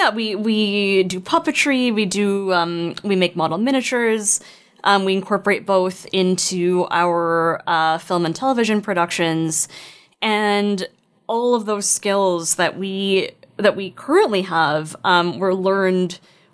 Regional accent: Canada; We are Canadian

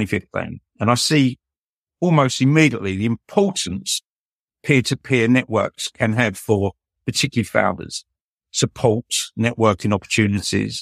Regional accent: London, United Kingdom; I was born in Southeast London. Working class upbringing, went to one of London's largest comprehensive schools

